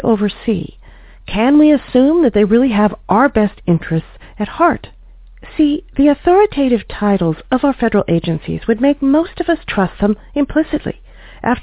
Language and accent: English; United States; As American consumers